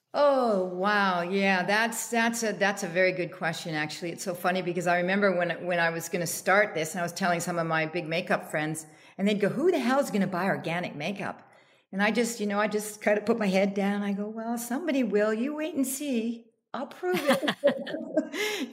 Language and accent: English; Canada; now in United States; I'm Canadian